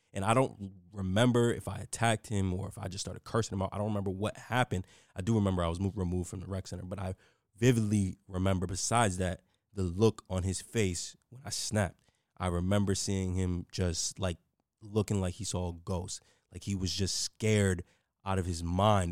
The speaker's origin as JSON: {"language": "English", "town": "New York City", "region": "New York", "country": "United States", "tie": "born or raised there", "said": "I grew up in the Bronx in New York City"}